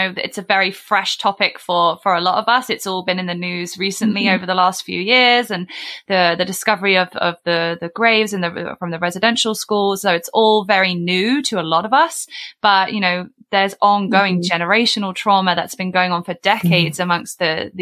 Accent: United Kingdom; accent: British; moved away as an adult; now in Canada; my British accent and my, you know, I've only been here 7 years.

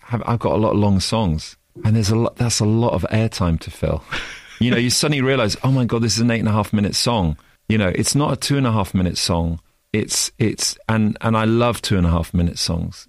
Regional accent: Oxford, South East England, United Kingdom; come from Oxford, from the U K

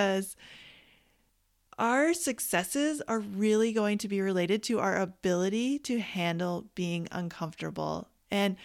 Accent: Canada; I grew up in Canada

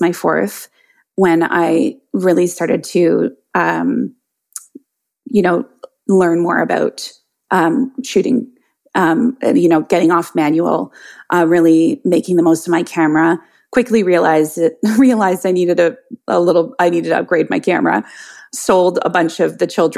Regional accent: Canada; also born or lived in Ottawa; I am Canadian. I live in Ottawa, which is the capital city of our country

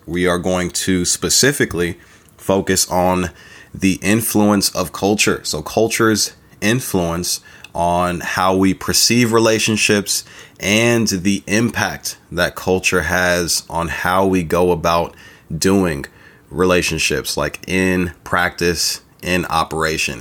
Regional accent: California, United States; accent: California; This accent chose me, you know, living out in California

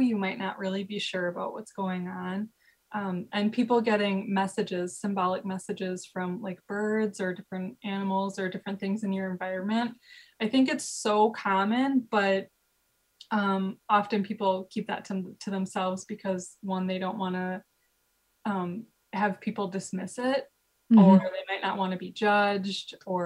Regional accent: Midwest, United States; growing up in the Midwest

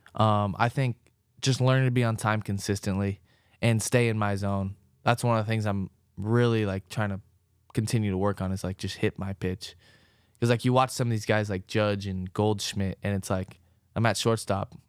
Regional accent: Orange County, California, United States; moved away as an adult; now in Cincinnati, United States; I grew up in Orange County

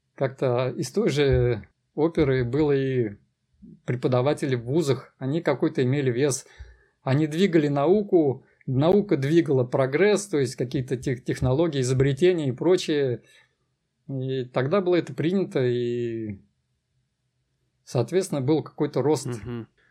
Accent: Kazan, Tatarstan, Russia; я родился в Казани, и Казань мой родной город, и это Татарстан

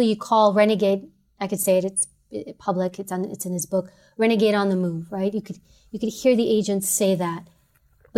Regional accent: New York City, New York, United States; I'm from New York City

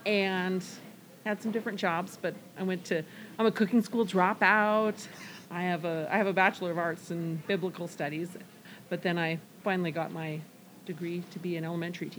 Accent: Fir Island, near Conway, Washington, United States; We both grew up on dairy farms. I grew up on Fur Island.

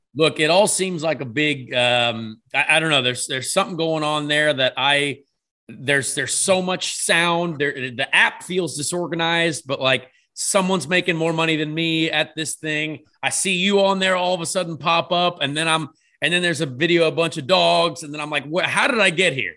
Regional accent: Ireland; I'm an Irish fella.

